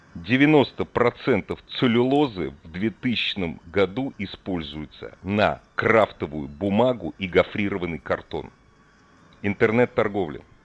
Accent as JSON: {"language": "Russian", "region": "Moscow", "country": "Russia", "said": "я просто москвич"}